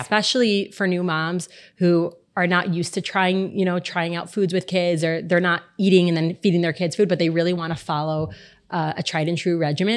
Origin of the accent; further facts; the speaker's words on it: Miami, Florida, United States; I'm also born and raised here, born and bred